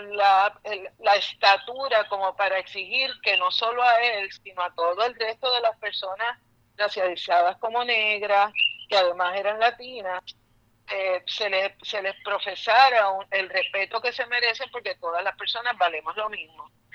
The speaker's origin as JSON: {"language": "Spanish", "country": "Puerto Rico"}